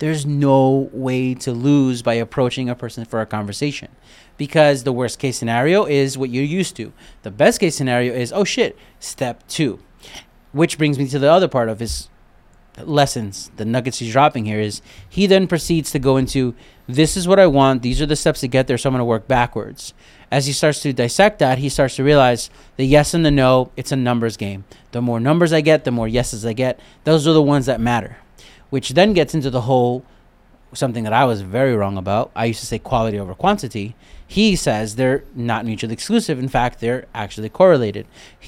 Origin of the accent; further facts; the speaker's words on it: Brooklyn, New York, United States; I got that from growing up in Brooklyn and the Army.